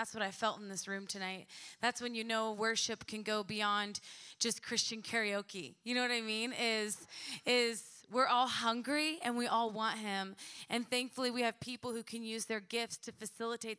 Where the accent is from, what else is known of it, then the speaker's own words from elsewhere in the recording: Edmond, Oklahoma, United States; moved away as an adult; I was born and raised in Edmond, Oklahoma